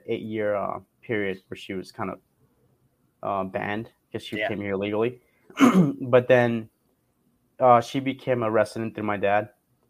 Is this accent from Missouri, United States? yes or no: no; Montclair, California, United States; I am from Montclair, California.